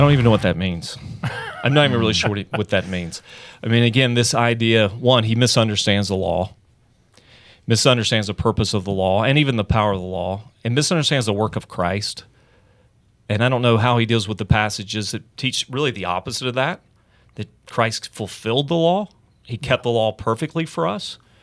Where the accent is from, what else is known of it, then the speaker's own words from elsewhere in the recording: Charlotte, North Carolina, United States; Elevation Church in my hometown, Charlotte